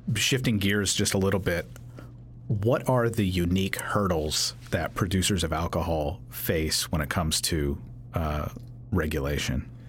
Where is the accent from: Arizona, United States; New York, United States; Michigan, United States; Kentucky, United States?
Kentucky, United States; I'm from Kentucky